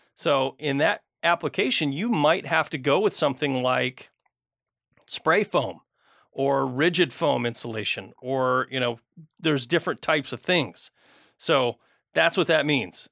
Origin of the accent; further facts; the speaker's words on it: Flint, Michigan, United States; moved away; I grew up in Flint, Michigan